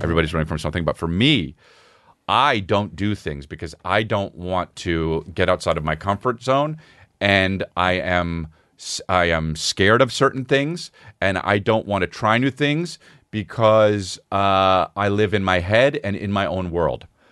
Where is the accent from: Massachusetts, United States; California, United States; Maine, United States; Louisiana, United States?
California, United States; La Cañada Flintridge; I came from La Cunada